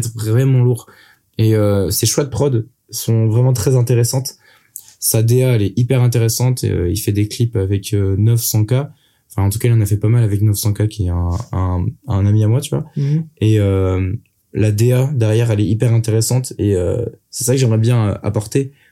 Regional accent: Brittany, France; je viens de Bretagne

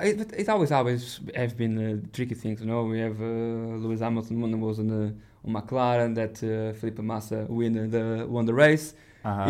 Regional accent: Portugal; I grew up in Portugal

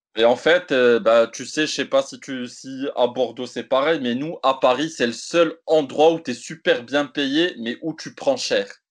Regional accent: Morocco; je suis marocain, maghrébin, africain

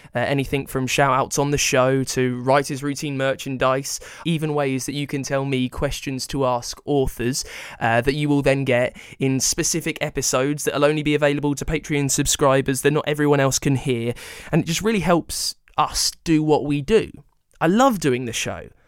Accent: United Kingdom; I'm British

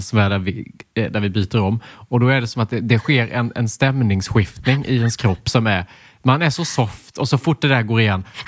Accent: Småland, Sweden; accent: Småländska; småländskan är inte en funktionell dialekt

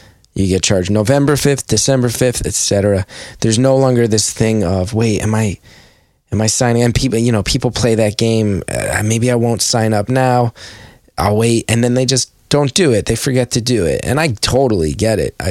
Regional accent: West Orange, New Jersey, United States; also born or lived in New Brunswick, New Jersey; me and a couple buddies I grew up with in West Orange

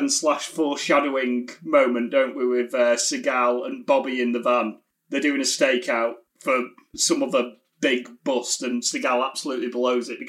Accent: United Kingdom; we're all British.

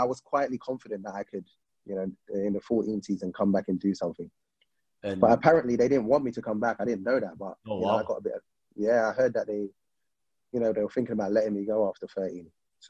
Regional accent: England, United Kingdom; I'm used to growing up in England where you see Alan Shearer scoring 30

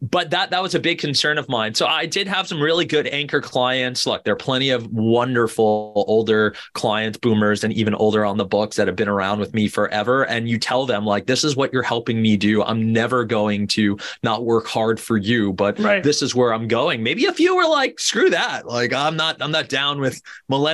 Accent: Boca Raton, Florida, United States; moved away; I grew up in Boca Raton, Florida, you know, otherwise known as God's waiting room

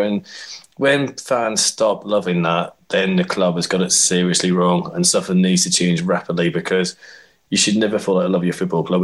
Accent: Belfast, Northern Ireland, United Kingdom; now in London, United Kingdom; I grew up in Belfast watching an Irish club called Glentoran, and came to London and watched QPR.

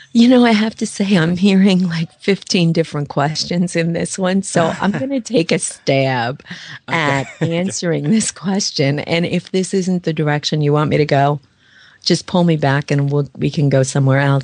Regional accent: New York, United States; I'm from New York

